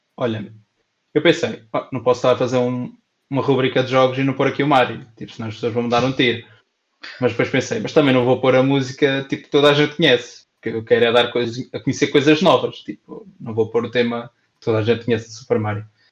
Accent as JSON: {"language": "Portuguese", "town": "Pampilhosa", "country": "Portugal", "tie": "born or raised there", "said": "92.6 da Pampilhosa, que é a minha terra"}